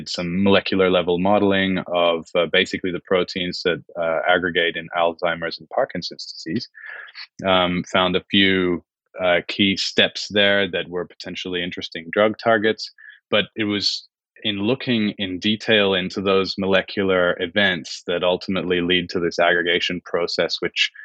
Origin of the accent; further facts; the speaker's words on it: Switzerland; also born or lived in United Kingdom; now in Geneva, Switzerland; I grew up in Switzerland.